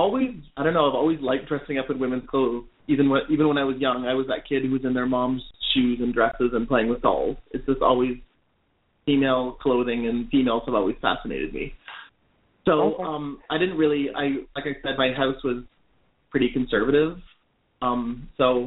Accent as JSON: {"language": "English", "town": "Toronto", "region": "Ontario", "country": "Canada", "tie": "born or raised there", "also_born_or_lived": "New York", "moved": "as an adult", "lives_now": "Nashville, United States", "said": "I grew up in Toronto, Canada, the youngest of four"}